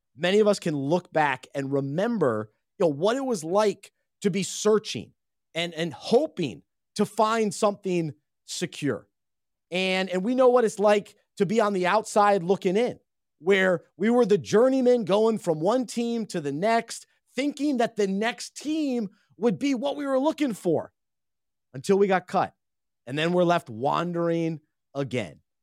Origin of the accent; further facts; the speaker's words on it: Charlotte, North Carolina, United States; growing up in Charlotte